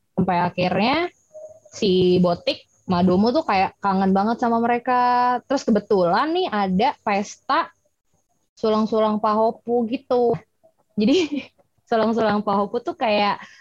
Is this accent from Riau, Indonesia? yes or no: no; Jakarta, Indonesia; orang Batak yang eh, gede di Jakarta dan pulang beberapa kali